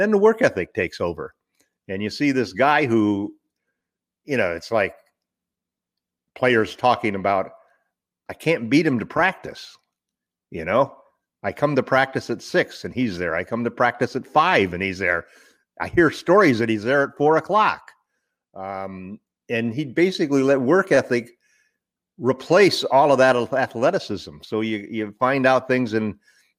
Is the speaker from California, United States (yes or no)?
yes; Southern California, United States; growing up in Southern California